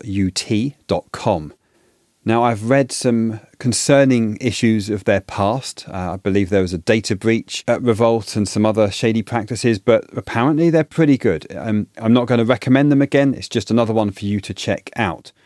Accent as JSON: {"language": "English", "country": "United Kingdom", "moved": "yes", "said": "In the U K, where I'm originally from, as you can tell from my accent"}